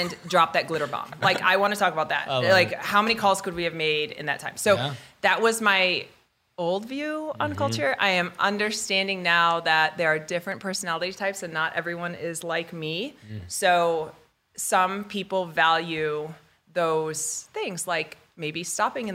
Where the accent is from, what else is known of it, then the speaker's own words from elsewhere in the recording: upstate New York, United States; moved away; I'm from the East Coast originally. So I'm from upstate New York